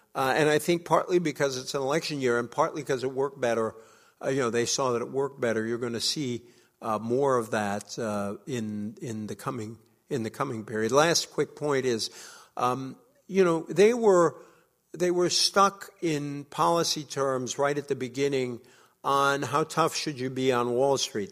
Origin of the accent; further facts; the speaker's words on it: Fall River, Massachusetts, United States; I grew up in an old, uh, factory town, uh, in New England, uh, called Fall River. I love my hometown